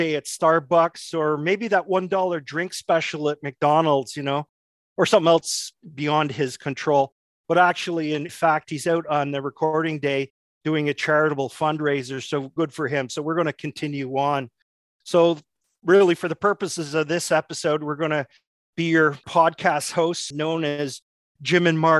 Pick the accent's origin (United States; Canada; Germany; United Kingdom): Canada; Montreal, Quebec; growing up on the West Island